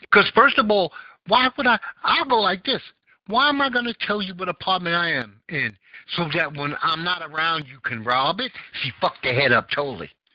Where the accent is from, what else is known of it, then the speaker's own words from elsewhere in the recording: New York City, New York, United States; I grew up in Bed Stuy.